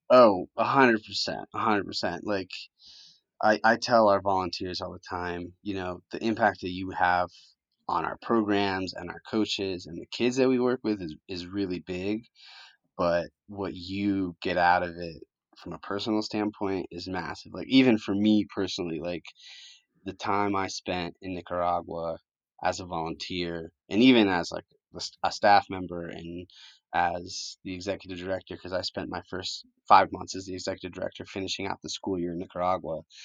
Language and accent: English; Connecticut, United States; English is a second language; also born or lived in Colombia; I grew up in Connecticut